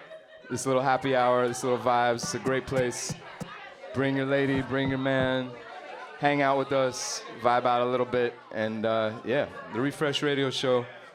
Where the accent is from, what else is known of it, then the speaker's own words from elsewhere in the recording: New York City, New York, United States; coming from Brooklyn. I grew up in Brooklyn